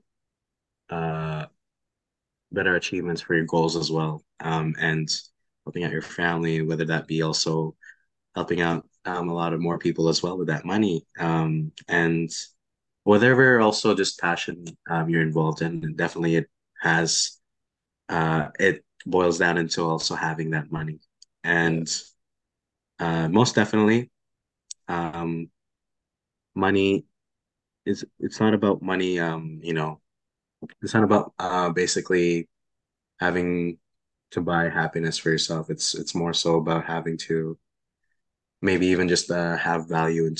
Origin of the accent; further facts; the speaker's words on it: Philippines; moved away; a guy growing up in Philippines